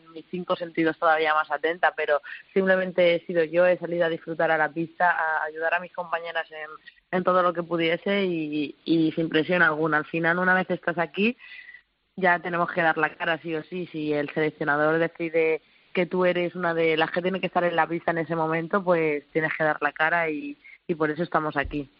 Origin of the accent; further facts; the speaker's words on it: Petrer, Valencian Community, Spain; moved away; somos un pueblo muy valiente, muy luchador siempre allá donde, donde nos ponemos los de Petre